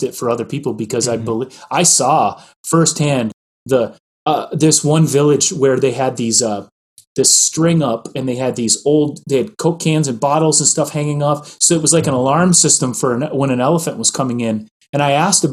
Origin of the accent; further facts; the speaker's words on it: Midwest, United States; I grew up in the Midwest.